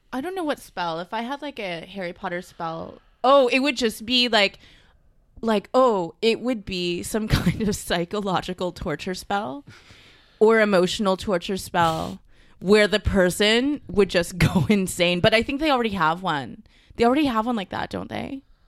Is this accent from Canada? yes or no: yes; Mississauga, Ontario, Canada; also born or lived in Vancouver / Toronto; I'm from Mississauga